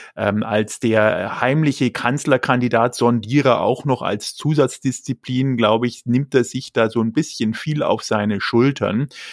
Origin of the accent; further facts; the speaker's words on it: Germany; für uns als Deutsche